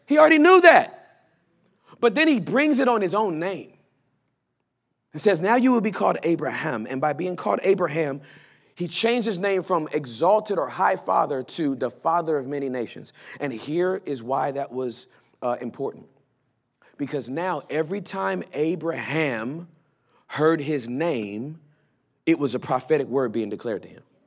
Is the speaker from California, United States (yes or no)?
yes; Los Angeles, California, United States; also born or lived in Inglewood, California / West Covina, California; now in Texas, United States; I grew up in, in, in, in, uh, uh, uh, Southern Los Angeles